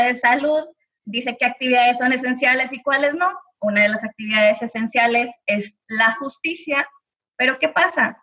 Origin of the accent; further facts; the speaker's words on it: Monterrey, Nuevo León, Mexico; yo que soy de Monterrey